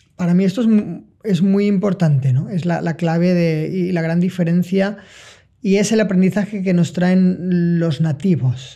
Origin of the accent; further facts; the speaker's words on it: Valencia, Valencian Community, Spain; moved away as an adult; Tenía que volver a mi lugar, que pues yo no soy nativo, sino que soy occidental, que tenía que volver a Valencia